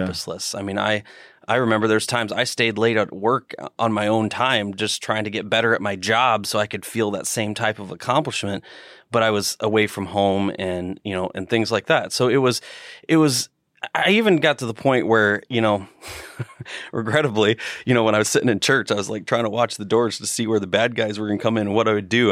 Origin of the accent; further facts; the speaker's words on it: Northern Indiana, United States; Northern Indiana